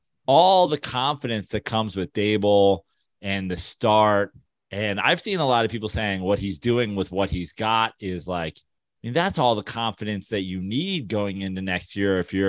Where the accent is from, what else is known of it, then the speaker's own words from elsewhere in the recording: New York, United States; as a New Yorker.